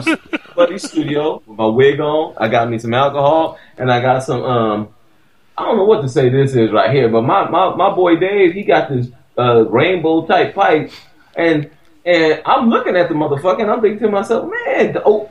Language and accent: English; United States; This is my view as an American on racism.